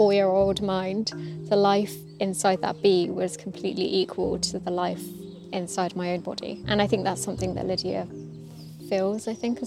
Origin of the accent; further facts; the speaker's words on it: England, United Kingdom; growing up in England, Buddhism was always associated with spiritualism